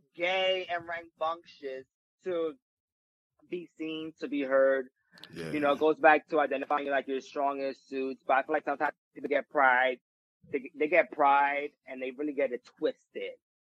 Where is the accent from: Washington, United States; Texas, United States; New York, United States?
New York, United States; New York City; I'm from the Bronx